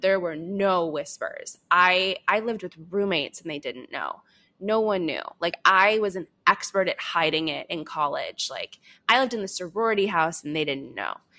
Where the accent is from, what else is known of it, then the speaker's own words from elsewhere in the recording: suburbs outside of Chicago, Illinois, United States; I grew up, um, in, in the suburbs outside of Chicago